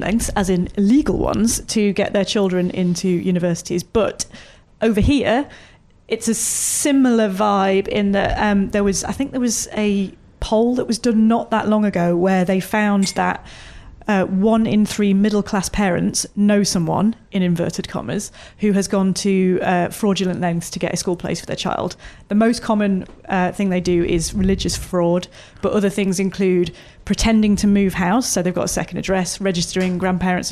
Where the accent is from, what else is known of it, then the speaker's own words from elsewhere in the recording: Chesterfield, East Midlands, United Kingdom; I'm from Chesterfield, which is a smaller town in Derbyshire